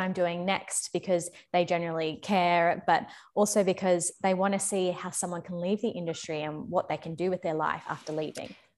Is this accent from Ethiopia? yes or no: no; Australia; moved away as an adult; also born or lived in London; back in my home country in Australia